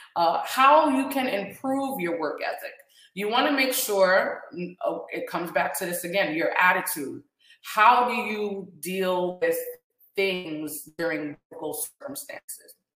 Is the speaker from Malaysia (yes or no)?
no; Guyana; now in Orlando, United States; we're from Guyana